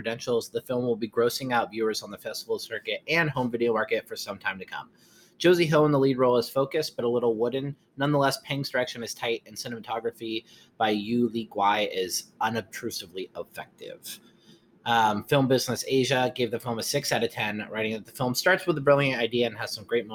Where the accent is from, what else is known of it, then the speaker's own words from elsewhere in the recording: Mendocino County, California, United States; I grew up in Mendocino County